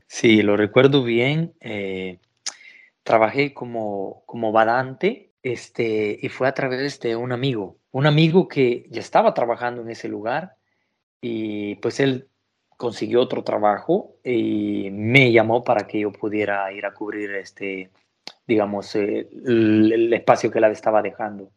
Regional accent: El Salvador; moved away as an adult; now in Italy; yo soy del Salvador. Del Salvador. Salvador, Centroamérica

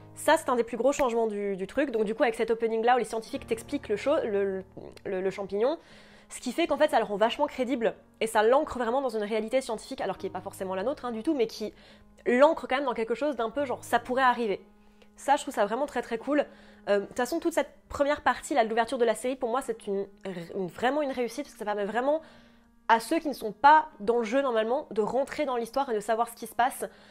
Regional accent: France; chez nous en France

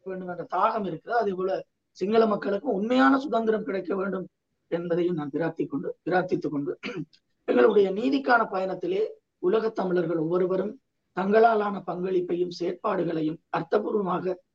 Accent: Sri Lanka; நான் ஸ்ரீலங்கன் இல்லை

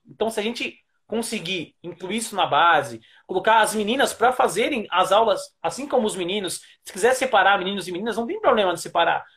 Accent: Taboão da Serra, São Paulo, Brazil; eu sou paulistano, nasci na cidade de São Paulo, mas fui criado em Taboão da Serra, que é uma cidade

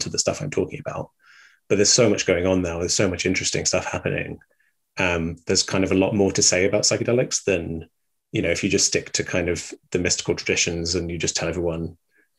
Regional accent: England, United Kingdom; growing up in England

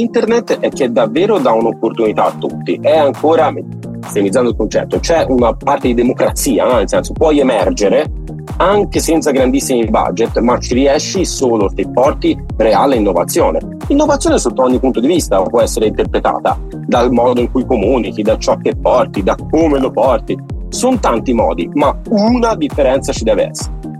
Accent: Santa Maria a Monte, Tuscany, Italy; Santa Maria Monte in provincia di Pisa, frazione ah, di Monte ah. Calvole, un paesino piccolino

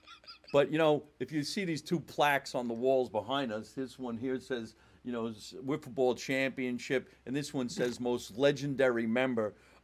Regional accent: New Jersey, United States; When we were younger, everybody in Jersey City and these northern areas...

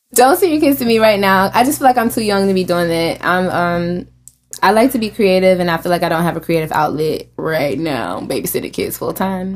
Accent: Richland County, South Carolina, United States; I am from Richland County, South Carolina

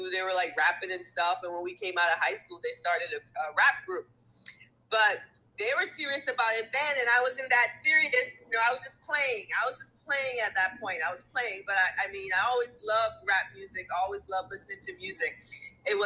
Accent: U.S. Virgin Islands; we're from the Virgin Islands

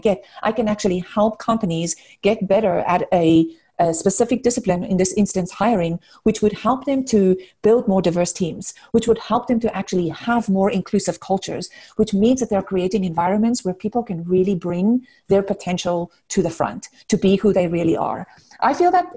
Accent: South Africa; moved away as an adult; now in United States; I grew up in South Africa. I spent most of my kind of childhood and adult years in South Africa, grew up there. I came to the US about 20 years ago, so this is definitely home

